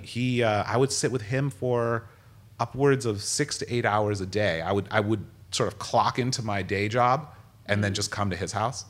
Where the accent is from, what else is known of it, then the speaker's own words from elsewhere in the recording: United States; growing up in America